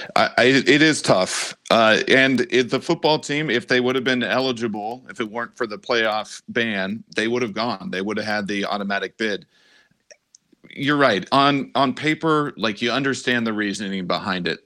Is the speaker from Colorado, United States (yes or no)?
yes; Denver, Colorado, United States; moved away; I grew up in Denver